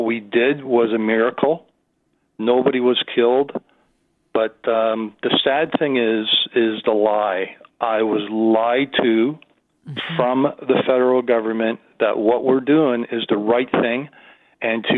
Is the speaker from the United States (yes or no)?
no; Canada; as a Canadian